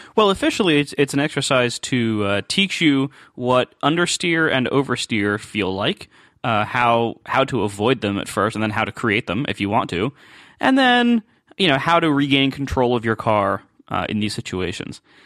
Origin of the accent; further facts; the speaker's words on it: Ohio, United States; moved away; I'm from Ohio